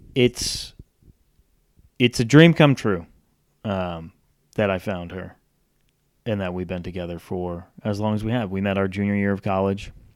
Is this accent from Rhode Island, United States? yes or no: yes; North Kingstown, Rhode Island, United States; moved away; also born or lived in Charlotte, North Carolina; I was born and raised in Rhode Island, moved to Charlotte in nineteen ninety-nine